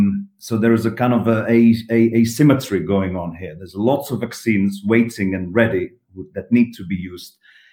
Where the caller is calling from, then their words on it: Prague, Czechia; I'm calling from Prague, the Czech Republic